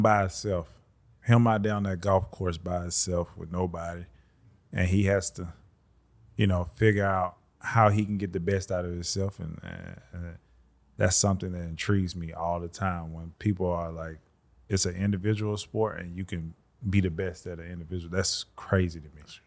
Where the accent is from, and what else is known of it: Birmingham, Alabama, United States